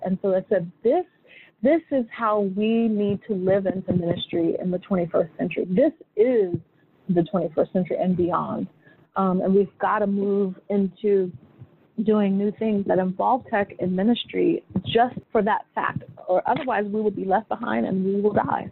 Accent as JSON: {"language": "English", "town": "Sacramento", "region": "California", "country": "United States", "tie": "born or raised there", "moved": "yes", "said": "I grew up in Sacramento, California"}